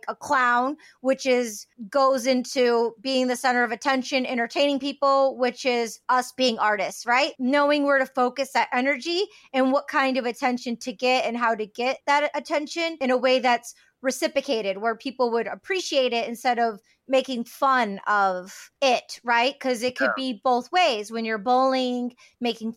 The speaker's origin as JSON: {"language": "English", "area": "outside of Detroit", "region": "Michigan", "country": "United States", "tie": "born or raised there", "said": "I grew up outside of Detroit"}